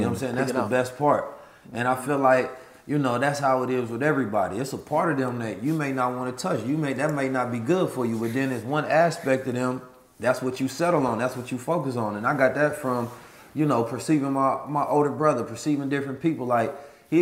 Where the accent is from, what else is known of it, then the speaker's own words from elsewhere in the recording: United States; also born or lived in St. Louis, Missouri / Oakland, California; growing up in St. Louis and Oakland